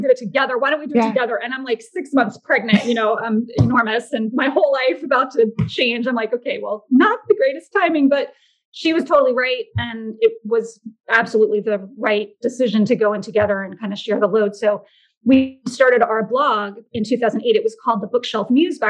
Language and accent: English; Orlando, Florida, United States; moved away as an adult; also born or lived in Georgia / New York; Yeah, I'm actually in Florida. I was born and raised here. I was born in Orlando